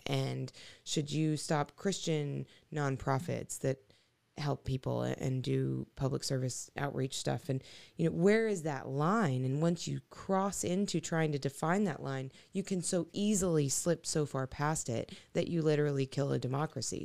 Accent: Arkansas, United States; moved away; my hometown in Arkansas

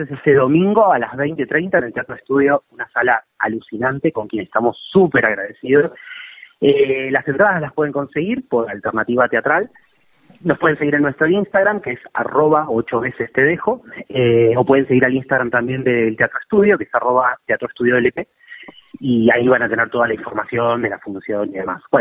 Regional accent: Lomas de Zamora, Buenos Aires Province, Argentina; born there; Sí, de Lomas de Zamora.

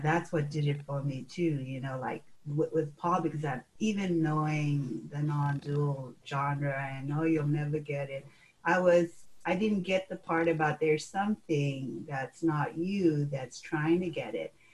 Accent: Fiji; I was born in Fiji and um, born and raised

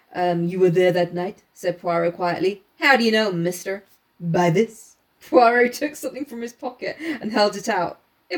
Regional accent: England, United Kingdom; I'm a full-blown Brit.

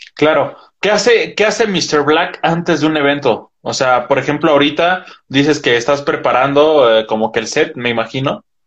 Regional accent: Metepec, State of Mexico, Mexico; yo soy de Metepec

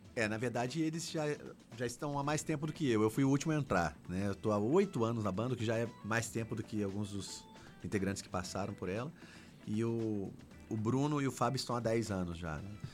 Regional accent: Brasília, Federal District, Brazil; eu sou de Brasília

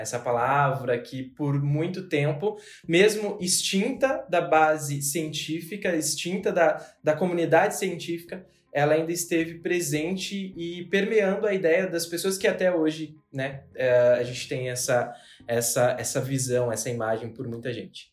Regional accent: São Paulo, Brazil; sou paulistano

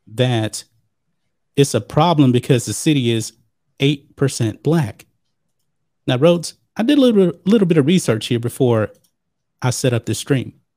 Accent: Texas, United States; I'm a Texan

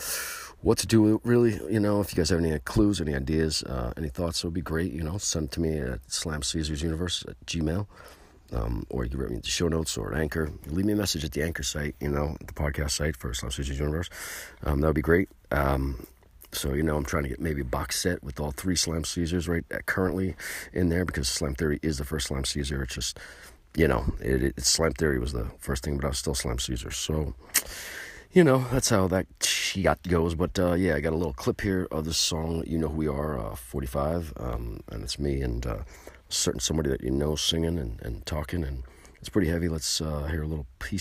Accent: New York, United States; We're from New York

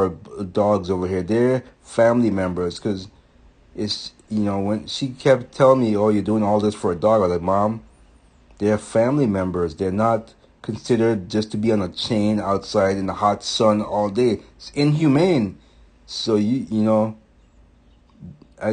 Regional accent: U.S. Virgin Islands; moved away; when I was growing up, I'm from St. Thomas, and so certain words we don't pronounce correctly

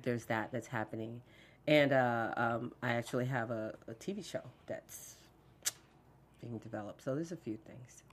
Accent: Fort Lauderdale, Florida, United States; growing up in Fort Lauderdale

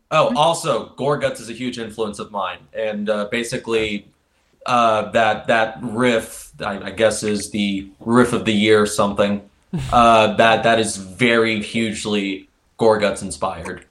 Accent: Indianapolis, Indiana, United States; from Indianapolis, Indiana.

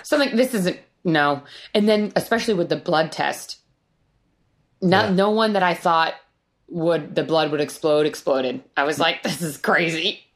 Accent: Rhode Island, United States; moved away; I grew up in Rhode Island, which isn't a super cold place

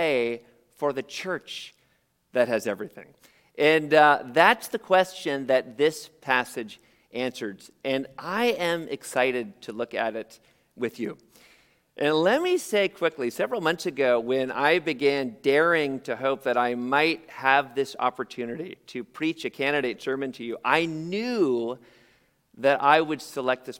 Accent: San Jose, California, United States; I was born in San Jose, only about 45 minutes from here, in the shadow of the Great Mall of Milpitas

